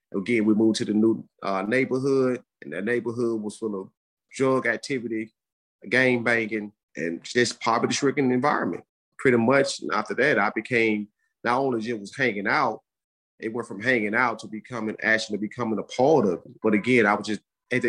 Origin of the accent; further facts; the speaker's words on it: Birmingham, Alabama, United States; I grew up in Birmingham, Alabama, pretty much a single parent household.